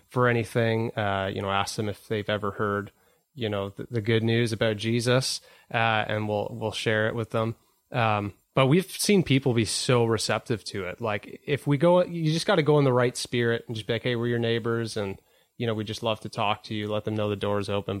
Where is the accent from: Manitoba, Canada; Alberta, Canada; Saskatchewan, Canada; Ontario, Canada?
Ontario, Canada; Whitby; I grew up in Whitby